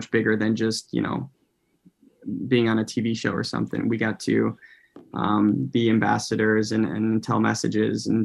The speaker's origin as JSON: {"language": "English", "country": "United States", "tie": "born or raised there", "said": "growing up in America and being half Filipino at the same time"}